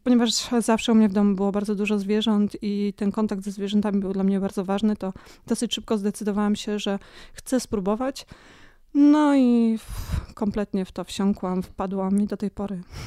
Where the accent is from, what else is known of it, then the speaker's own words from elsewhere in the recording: Rzeszów, Subcarpathian Voivodeship, Poland; moved away; also born or lived in Ossów; Pochodzę z Rzeszowa